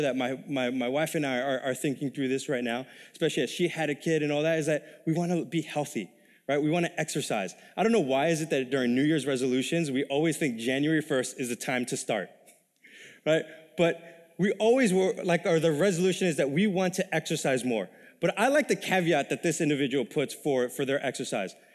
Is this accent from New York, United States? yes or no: yes; New York City, New York, United States; moved away as an adult; also born or lived in Texas; now in Minnesota, United States; I was ori-, originally born and raised in New York City, nineteen years of my life, all right? It wa-, kinda more in the ghetto in Queens, New York